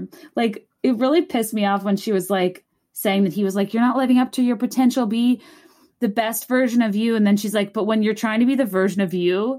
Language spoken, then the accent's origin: English; Virginia, United States; I'm from Virginia.